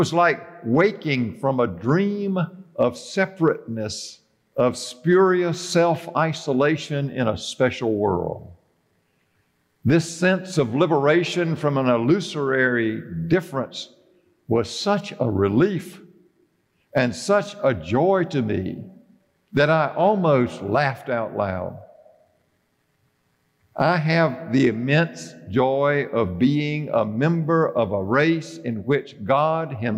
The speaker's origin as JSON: {"language": "English", "town": "Bennettsville", "region": "South Carolina", "country": "United States", "tie": "born or raised there", "said": "Now, Judy and I grew up in Bennettsville, South Carolina"}